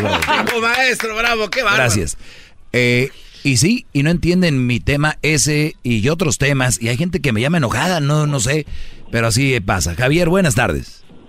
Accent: northern Mexico, Mexico; así hablo yo fuerte. Soy de, del norte

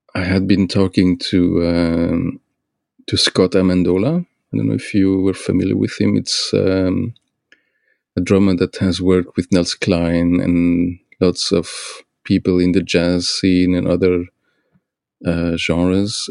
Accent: Luxembourg; now in Belgium; I grew up in in Luxembourg

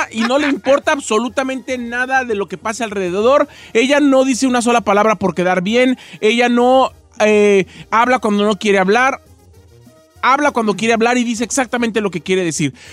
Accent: Michoacán, Mexico; yo soy michoacano, fíjese a mucha honra.

